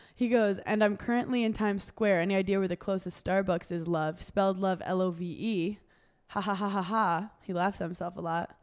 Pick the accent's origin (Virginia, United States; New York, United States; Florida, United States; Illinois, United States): New York, United States; New York City; I'm from Brooklyn.